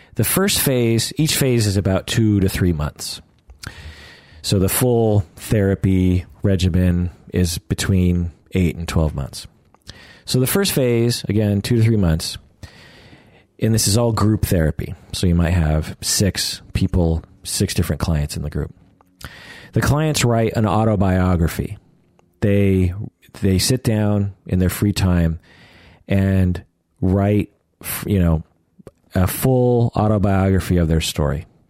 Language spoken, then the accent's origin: English; Sammamish, Washington, United States; I grew up in Sammamish, which was called Issaquah at the time